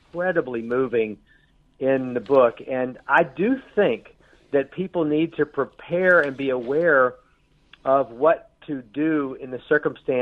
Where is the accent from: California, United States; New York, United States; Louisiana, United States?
Louisiana, United States; Shreveport; I grew up in the South, and my father left us when I was little, and we didn't have any money. We lived in a little four-room house in Shreveport, Louisiana